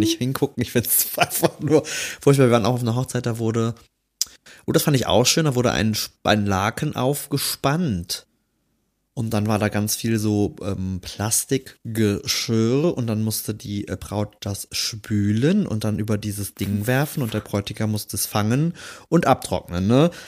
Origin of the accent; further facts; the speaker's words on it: Rhineland, Germany; als Rheinländer